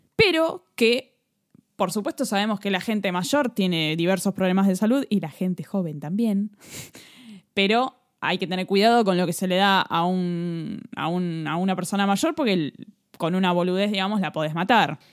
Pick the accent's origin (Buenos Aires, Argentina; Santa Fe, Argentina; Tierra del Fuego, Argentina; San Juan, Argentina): Buenos Aires, Argentina; nosotros venimos de Capital Federal